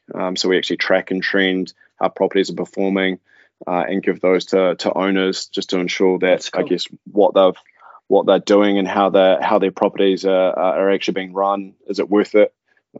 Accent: Manawatū-Whanganui, New Zealand; As a family, we grew up sort of all over the show. We're farmers, so mum and dad were farmers.

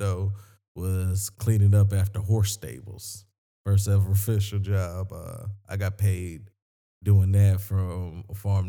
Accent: Sumter, South Carolina, United States; I'm from Sumter, South Carolina.

